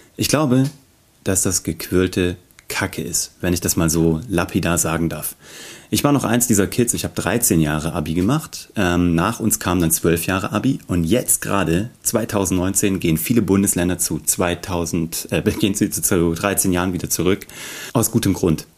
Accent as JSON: {"language": "German", "town": "Kassel", "region": "Hesse", "country": "Germany", "said": "ich komme aus Kassel"}